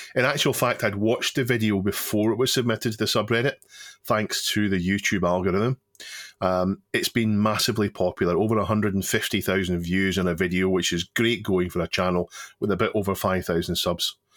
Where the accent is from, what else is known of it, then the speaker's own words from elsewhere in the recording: United Kingdom; the T V that we grew up with in Britain